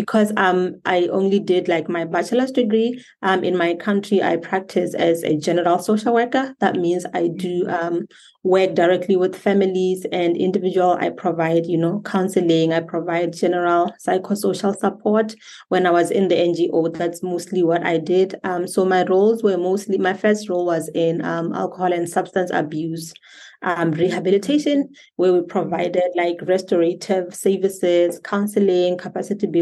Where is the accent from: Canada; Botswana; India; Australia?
Botswana; I am from Botswana, born and raised.